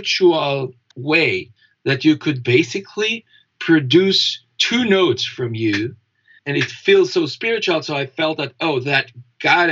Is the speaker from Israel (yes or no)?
yes; Israel; moved away; I was born in Israel